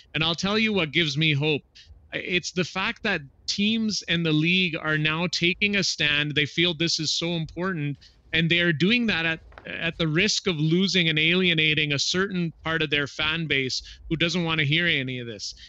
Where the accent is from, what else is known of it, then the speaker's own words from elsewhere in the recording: southern Alberta, Canada; growing up in a small town in southern Alberta